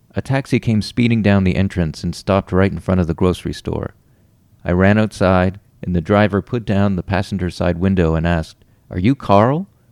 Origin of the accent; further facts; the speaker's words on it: Ottawa, Ontario, Canada; now in Toronto, Canada; I'm from Ottawa